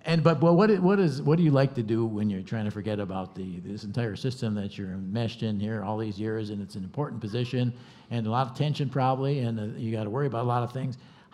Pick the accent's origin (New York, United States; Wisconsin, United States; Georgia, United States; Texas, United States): Wisconsin, United States; Milwaukee; I'm from Milwaukee, though, too